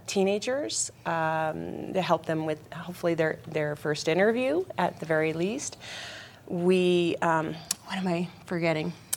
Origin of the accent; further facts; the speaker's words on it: Denver, Colorado, United States; moved away as an adult; now in Eagle County, United States; I was born and raised in Denver